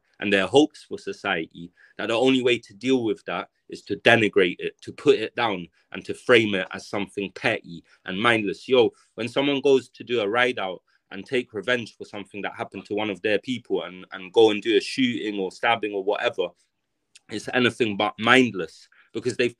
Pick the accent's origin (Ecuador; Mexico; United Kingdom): United Kingdom; London; so I grew up in South Kilburn for, I spent 15 years of my life, or more than 15 years of my life in South Kilburn